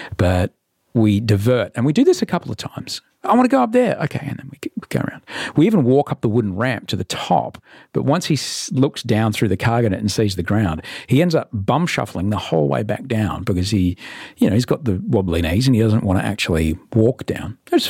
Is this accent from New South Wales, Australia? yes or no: no; Brisbane, Queensland, Australia; I grew up in Brisbane, these things were terrifyingly hot to the touch.